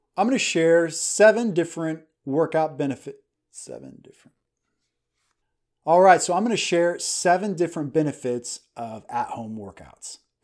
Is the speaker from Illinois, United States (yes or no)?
no; Kansas, United States; moved away as an adult; also born or lived in Hong Kong; now in Dallas, United States; We are from Kansas and we moved into Texas. We're in the Dallas, Texas area now.